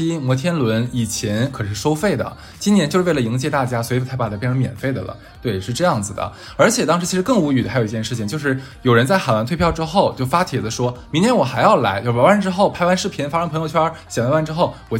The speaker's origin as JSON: {"language": "Chinese", "town": "Harbin", "region": "Heilongjiang", "country": "China", "tie": "born or raised there", "moved": "yes", "said": "因为我是哈尔滨人，虽然我在外地，但是我是哈尔滨人，"}